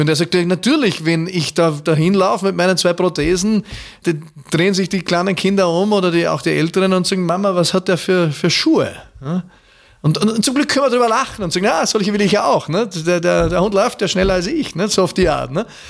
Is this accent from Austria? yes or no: yes; Austria; ich bin verfallen als Österreicher